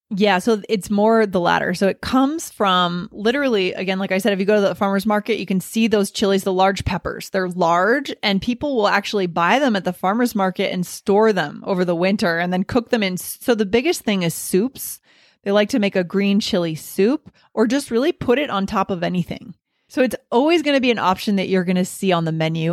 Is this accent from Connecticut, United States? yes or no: no; New Hampshire, United States; also born or lived in New York City / Boston / Virginia; now in Colorado, United States; I grew up in New Hampshire